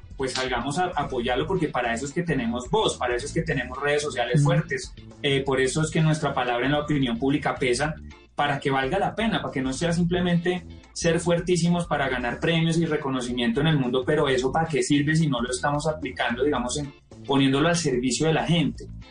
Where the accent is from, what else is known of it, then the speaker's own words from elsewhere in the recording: Colombia; los 40 años que he vivido como colombiano